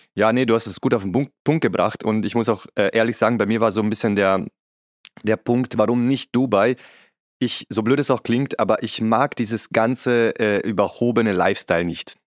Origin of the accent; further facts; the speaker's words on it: Vienna, Austria; moved away; ich bin typischer Wiener